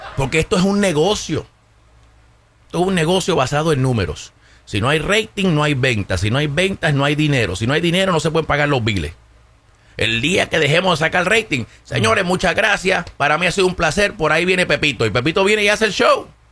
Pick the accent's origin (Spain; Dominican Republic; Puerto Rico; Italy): Puerto Rico; moved away; yo sea puertorriqueño, pero es porque nosotros somos ciudadanos norteamericanos